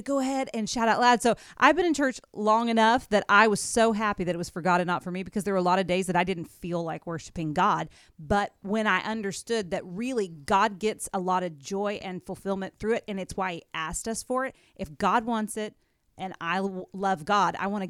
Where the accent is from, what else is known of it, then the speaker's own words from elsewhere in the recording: Amarillo, Texas, United States; also born or lived in Tulsa, Oklahoma; now in Owensboro, United States; I am from Amarillo, Texas, and I went to school in Tulsa.